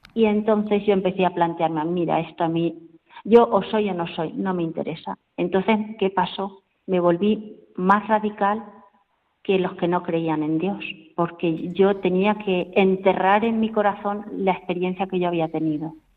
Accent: Caudete, Castilla-La Mancha, Spain; yo soy de Caudete, tengo 56 años, nací un 2 de septiembre

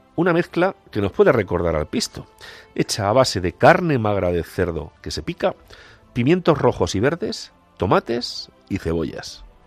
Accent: Castilla-La Mancha, Spain; Para un manchego como yo, casi estrebeño

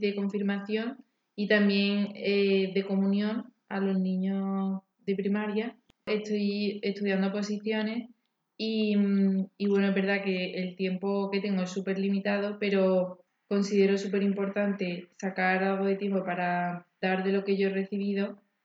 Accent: Córdoba, Andalusia, Spain; soy de Córdoba

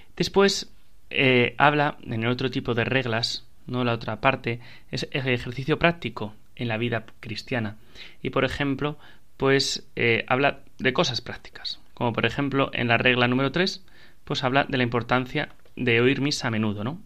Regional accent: Spain; somos la Iglesia española

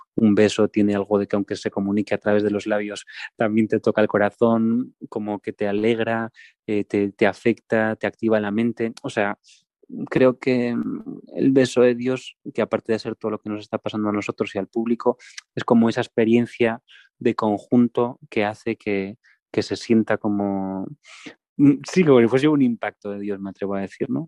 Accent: Santiago de Compostela, Galicia, Spain; yo soy de Santiago de Compostela

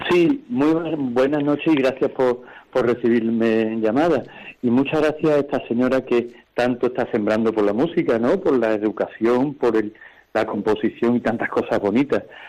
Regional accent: Seville, Andalusia, Spain; yo soy de Sevilla, pero mi padre es vasco

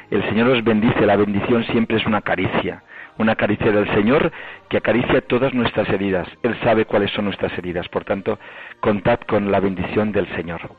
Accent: Llucmajor, Balearic Islands, Spain; moved away as an adult; now in Barcelona, Spain; mi pueblo de Yumayor

